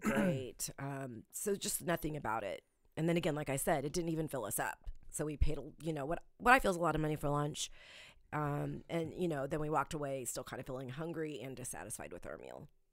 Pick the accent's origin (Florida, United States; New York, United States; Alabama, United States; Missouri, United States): Missouri, United States; Independence; I grew up in Independence. I grew up very close to the Royal Stadium